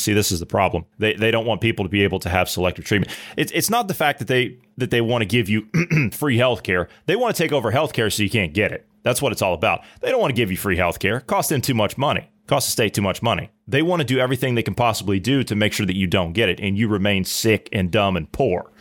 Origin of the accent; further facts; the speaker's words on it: Ohio, United States; my residents there of Ohio, okay? right? That's my home state